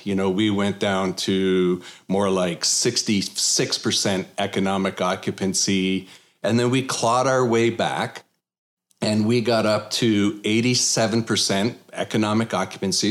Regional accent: Canada; now in Texas, United States; I'm originally from Canada.

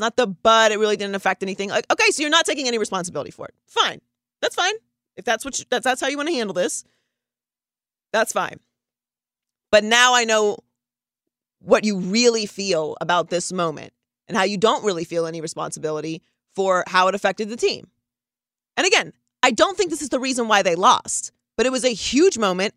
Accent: Pittsburgh, Pennsylvania, United States; I'm from Pittsburgh

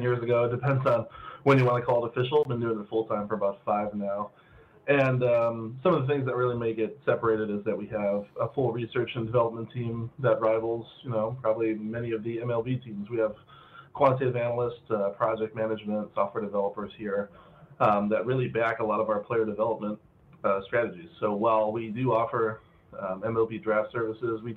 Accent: Cleveland, Ohio, United States; I'm from Cleveland

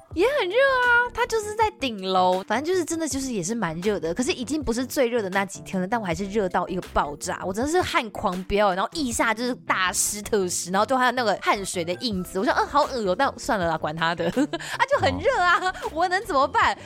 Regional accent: southern Taiwan, Taiwan; 我们是南部人

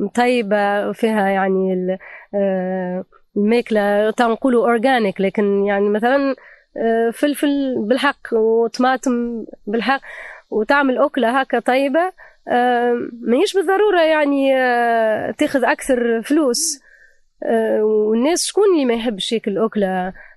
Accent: Tunisia; moved away; لتونس عندها نكهة خاصة على خاطر ذيك بلادي

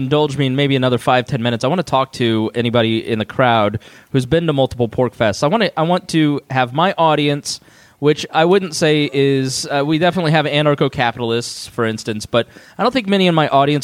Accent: Indianapolis, Indiana, United States; I'm from Indianapolis. I'm a Midwestern Protestant

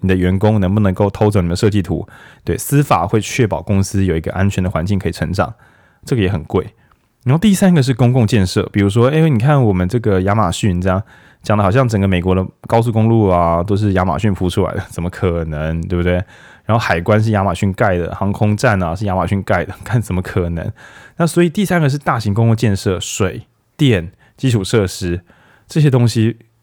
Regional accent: Taiwan; 我们台湾人

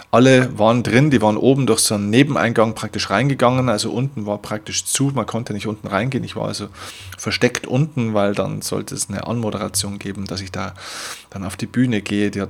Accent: Vilsbiburg, Bavaria, Germany; habe dann in meiner Heimatstadt Vilsbiburg, eine kleine 10.000, damals 10.000 Einwohner, äh, Gemeinde den größten Kinosaal

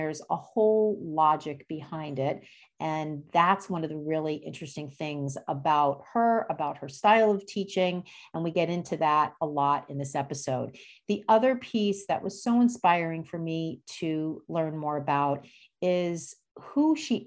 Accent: New Jersey, United States; moved away as an adult; also born or lived in Bronx, New York; now in Boston, United States; I grew up in New Jersey

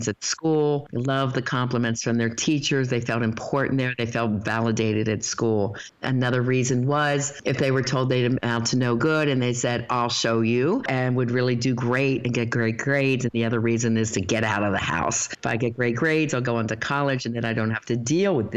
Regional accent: United States; we grew up in America

